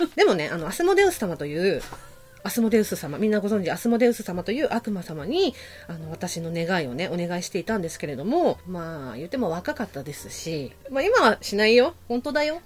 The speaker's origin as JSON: {"language": "Japanese", "area": "Shitamachi", "region": "Tokyo", "country": "Japan", "tie": "born or raised there", "said": "生まれも育ちも下町で、人情の人です"}